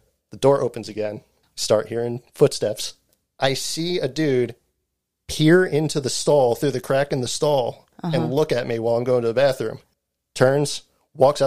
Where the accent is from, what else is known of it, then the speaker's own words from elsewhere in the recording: New Jersey, United States; the area I grew up in New Jersey